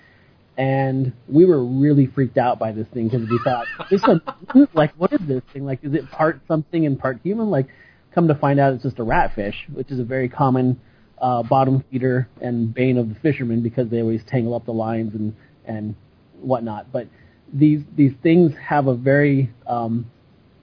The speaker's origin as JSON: {"language": "English", "town": "Ketchikan", "region": "Alaska", "country": "United States", "tie": "born or raised there", "moved": "yes", "lives_now": "Seattle, United States", "said": "growing up in Alaska, in Ketchikan, Alaska"}